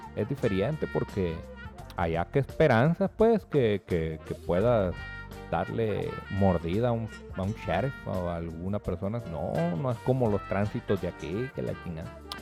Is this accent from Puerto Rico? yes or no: no; Mexico